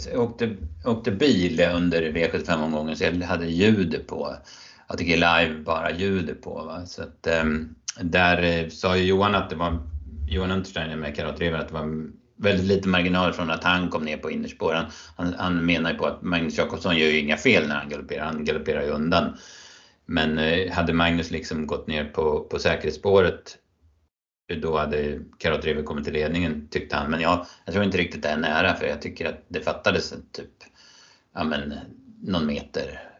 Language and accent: Swedish; Örebro County, Sweden; mina hemtrakter här i natten mot eh, söndag då typ eh, hela Örebro län